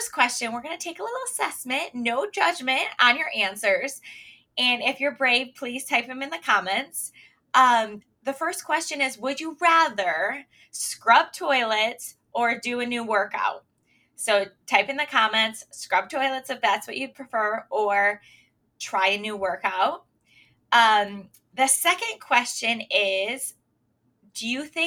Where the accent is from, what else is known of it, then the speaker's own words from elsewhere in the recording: Michigan, United States; also born or lived in Pennsylvania; now I'm back in our home state, or my home state, Michigan